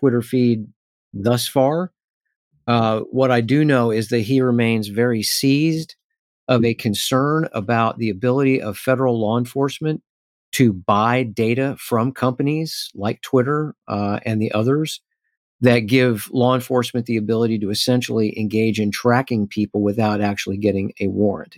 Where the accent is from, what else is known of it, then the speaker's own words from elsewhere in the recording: Missouri, United States; my home state of Missouri